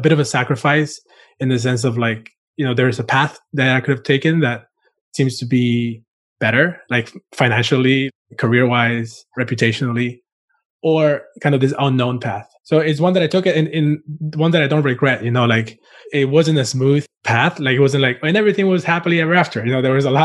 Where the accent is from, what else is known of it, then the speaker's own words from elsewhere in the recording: Costa Rica; also born or lived in Cuba / Florida; now in New York City, United States; I was born in Cuba and grew up in Costa Rica and started my career in design in Florida